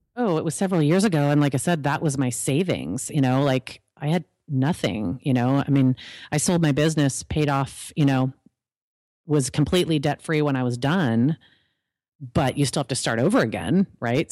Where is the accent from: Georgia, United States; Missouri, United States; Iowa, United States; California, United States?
California, United States; I'm actually from California